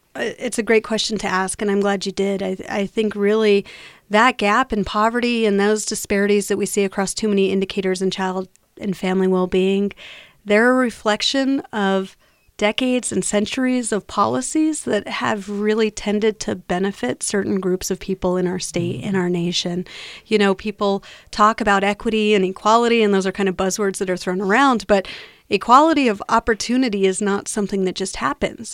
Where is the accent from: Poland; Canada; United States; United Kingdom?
United States; New Mexico; I'm born and raised in New Mexico. I love Albuquerque, love our state, and I live here